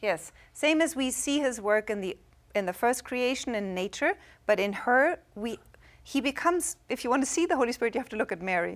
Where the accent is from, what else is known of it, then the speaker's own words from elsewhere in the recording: Germany; English is a second language; moved away; I'm from Germany